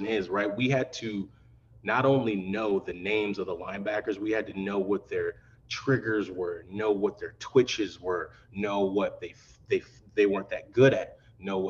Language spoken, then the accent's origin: English; Missouri, United States; moved away as an adult; also born or lived in Madison, Wisconsin; growing up in Missouri